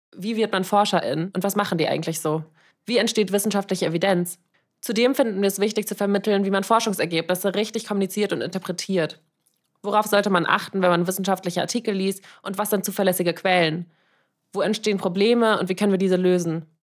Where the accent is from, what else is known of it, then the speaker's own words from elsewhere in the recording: Frankfurt, Hesse, Germany; moved away as an adult; now in Vienna, Austria; Ich komme ursprünglich aus Frankfurt und wohne seit vier Jahren in Wien